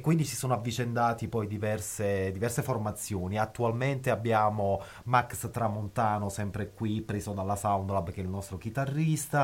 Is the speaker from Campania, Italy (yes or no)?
yes; Naples, Campania, Italy; now in Bologna, Italy; come napoletano